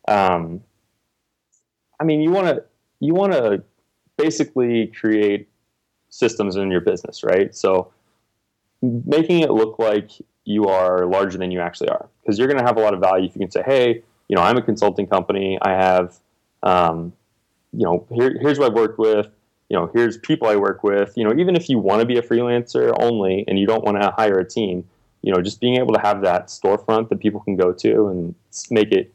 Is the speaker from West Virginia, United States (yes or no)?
no; Texas, United States; also born or lived in Indiana; now in Austin, United States; I'm from Texas originally, so I was living up in Indiana